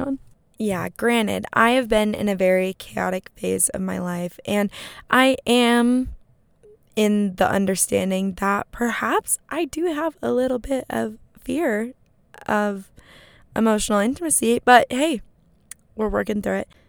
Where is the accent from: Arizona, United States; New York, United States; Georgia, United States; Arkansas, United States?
Arizona, United States; now in Los Angeles, United States; I'm from Arizona